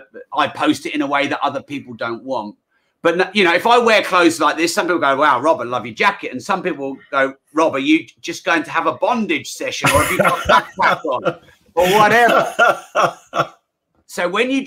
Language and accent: English; United Kingdom